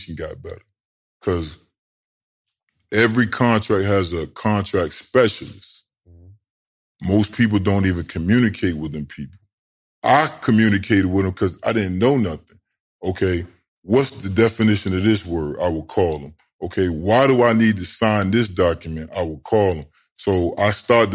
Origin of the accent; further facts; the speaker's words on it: Norfolk, Virginia, United States; So I'm below the DMV. So you got Northern Virginia, and then you got Tidewater. I'm from Tidewater.